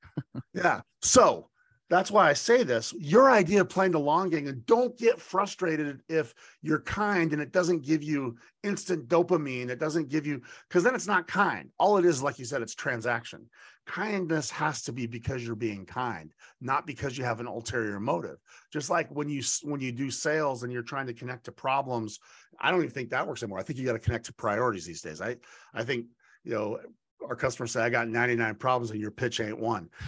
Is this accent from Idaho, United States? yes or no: yes; Boise, Idaho, United States; moved away; my hometown of Boise